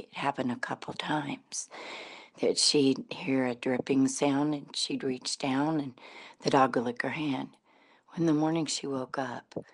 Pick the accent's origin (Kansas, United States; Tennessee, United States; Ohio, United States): Tennessee, United States; East; In the town where I grew up in East Tennessee, there was a very wealthy family named the Sensibars. They had a lot of coal mines, and and in this town where I grew up, it was a very religious town